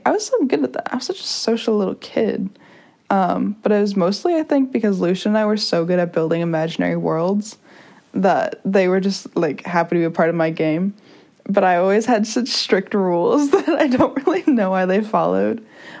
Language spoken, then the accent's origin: English; San Diego, California, United States; also born or lived in La Jolla; I was born in Pacific Beach. And we had a house there